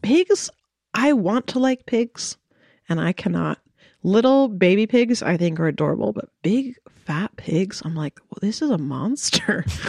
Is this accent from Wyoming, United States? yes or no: no; Coeur d'Alene, Idaho, United States; moved away as an adult; also born or lived in Moscow, Idaho; I grew up in Coeur d'Alene